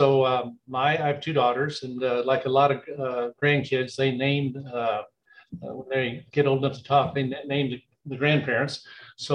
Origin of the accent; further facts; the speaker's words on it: Kansas City, Missouri, United States; Well, I grew up in the Northland. I went to De La Salle High School over in Kansas City off of Sale, went to Rockers College.